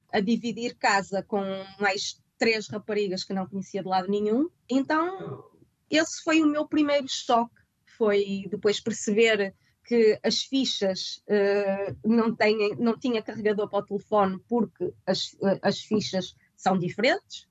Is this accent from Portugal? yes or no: yes; Guimarães, Norte, Portugal; moved away as an adult; now in London, United Kingdom; bem de Guimarães, sou do Norte, nós somos bastante, somos conhecidos por ser bastante diretos